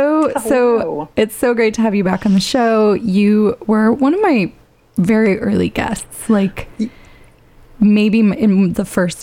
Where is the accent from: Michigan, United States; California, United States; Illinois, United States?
California, United States; Petaluma; moved away; my hometown, to Petaluma